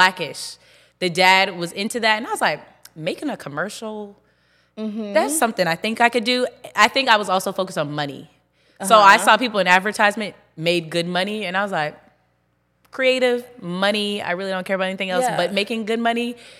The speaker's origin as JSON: {"language": "English", "town": "Charleston", "region": "South Carolina", "country": "United States", "also_born_or_lived": "Rock Hill, South Carolina", "moved": "as an adult", "lives_now": "Charlotte, United States", "said": "I'm from Charleston, South Carolina. I went to school in Rock Hill with you at Winthrop University."}